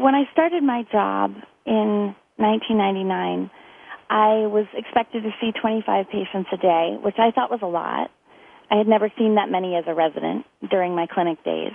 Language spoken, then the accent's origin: English; United States; moved away; also born or lived in San Diego, California / Orlando, Florida; I grew up, well, between San Diego and Orlando, Florida